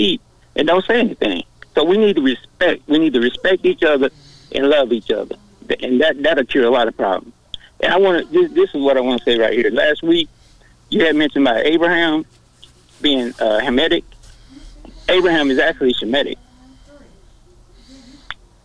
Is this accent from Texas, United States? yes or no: yes; Dallas, Texas, United States; I grew up in North Dallas, but I've been over South Dallas, West Dallas